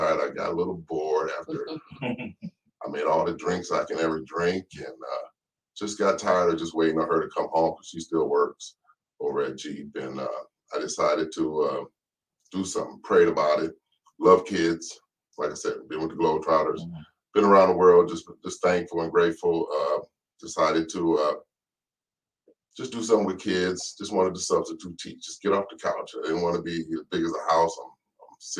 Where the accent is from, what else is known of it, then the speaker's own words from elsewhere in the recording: Detroit, Michigan, United States; also born or lived in Atlanta; I'm born and raised in Detroit.